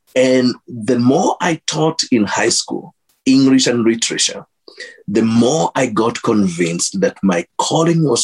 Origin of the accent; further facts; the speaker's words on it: Kenya; moved away as an adult; now in Minnesota, United States; growing up in Kenya, my mom taking me to a Baptist church